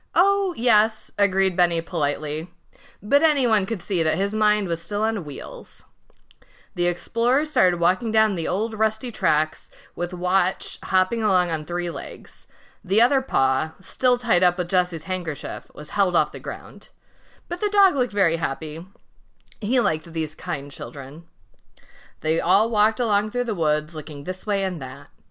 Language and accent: English; Midwest, United States; I'm also from the Midwest